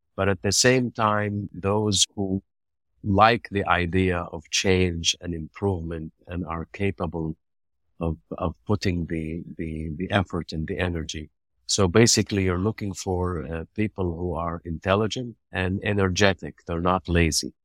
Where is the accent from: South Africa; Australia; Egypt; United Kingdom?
Egypt; moved away as an adult; now in United Arab Emirates; I decided to return back to my home country, to Egypt